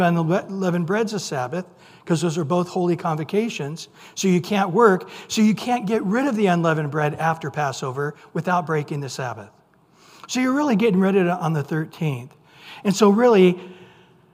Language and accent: English; San Joaquin Valley, California, United States; I grew up in the San Juan Key Valley